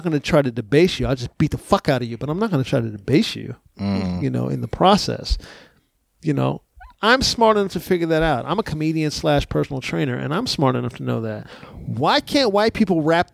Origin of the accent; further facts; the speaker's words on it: San Antonio, Texas, United States; I grew up in San Antonio, Texas